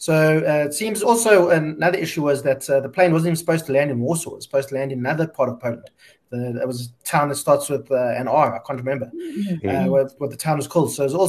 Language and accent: English; South Africa; We cut corners as a South African government, and I think South Africans in general like to do, and things weren't done properly.